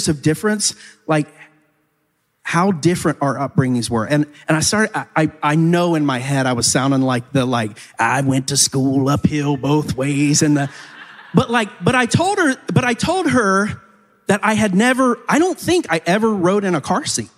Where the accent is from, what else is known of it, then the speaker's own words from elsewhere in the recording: United States; I find myself as an American in the 21st century